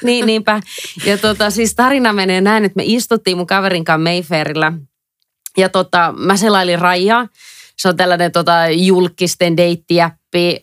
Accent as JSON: {"language": "Finnish", "town": "Helsinki", "region": "Uusimaa", "country": "Finland", "also_born_or_lived": "England / Dublin", "moved": "as an adult", "said": "Mä oon suomenruotsalainen. Mä oon alun perin Helsingistä."}